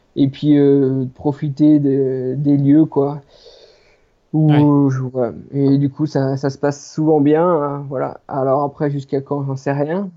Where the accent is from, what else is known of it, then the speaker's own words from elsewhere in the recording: Les Plans d'Hotonnes, Auvergne-Rhône-Alpes, France; je suis natif des plans d'automne. Donc les plans d'automne, c'est, c'est une petite station de, ski euh, située au sud du massif du Jura